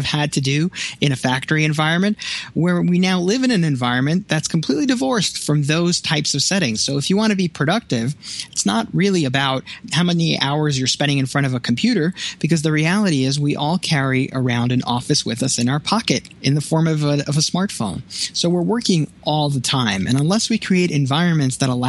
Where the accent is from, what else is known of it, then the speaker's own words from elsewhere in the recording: New York City, New York, United States; now in Buffalo, United States; I grew up in Brooklyn